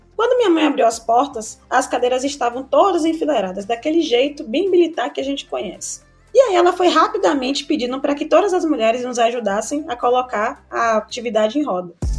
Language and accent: Portuguese; Salvador, Bahia, Brazil; Nascida e criada no Velho da Federação, que é um bairro periférico daqui de Salvador, Bahia